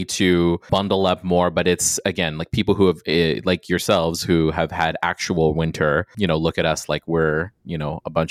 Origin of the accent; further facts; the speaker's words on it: Guam; moved away; I'm from Guam. I'm from an island